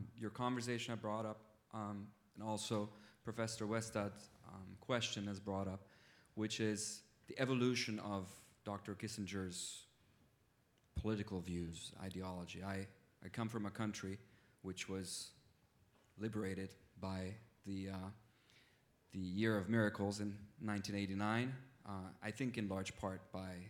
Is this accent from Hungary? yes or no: yes; Hungary; moved away as an adult; now in Cambridge, United States; I'm a diplomat from Hungary, currently a mid-career graduate student here